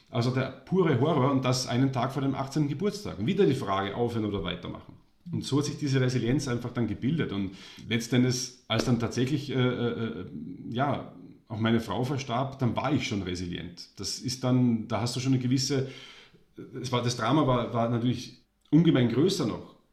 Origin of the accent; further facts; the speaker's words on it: Austria; born there; Deswegen war er für mich als gebürtiger Österreicher der Held.